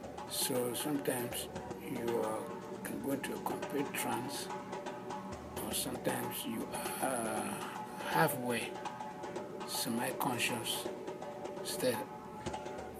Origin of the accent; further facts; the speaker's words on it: Cameroon; I am from Cameroon, which is Central or West Africa